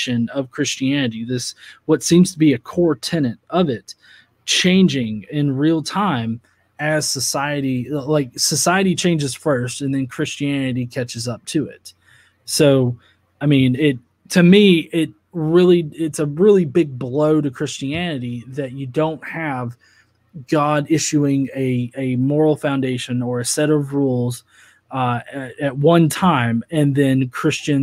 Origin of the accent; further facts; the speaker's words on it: United States; me as an American